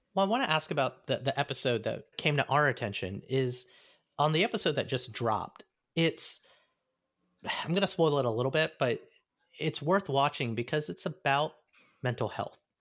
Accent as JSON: {"language": "English", "region": "Alabama", "country": "United States", "tie": "born or raised there", "moved": "yes", "said": "growing up in Alabama, there was an Indian community"}